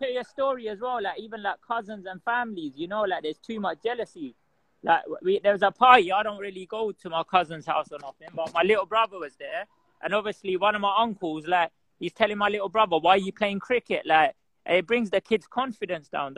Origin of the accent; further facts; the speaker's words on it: Kent, South East England, United Kingdom; I'm from Kent, but Kent's like my town used to be all right